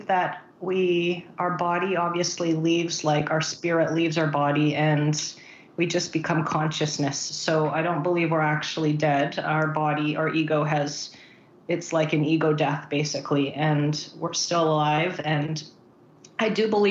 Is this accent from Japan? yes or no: no; Vancouver, British Columbia, Canada; also born or lived in Philippines; I was born in Philippines, and so I moved to Canada when I was about 7